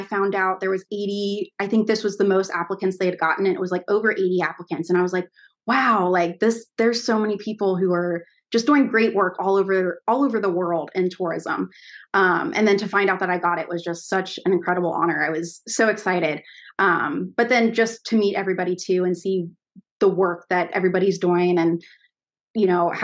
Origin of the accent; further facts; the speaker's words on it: Milford, Ohio, United States; I grew up just right outside of it in a small town called Milford